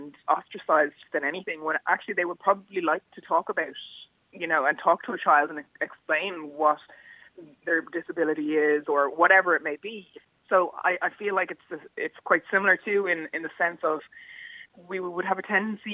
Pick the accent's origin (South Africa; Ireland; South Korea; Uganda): Ireland; Bray, Leinster; I love Bray, my hometown.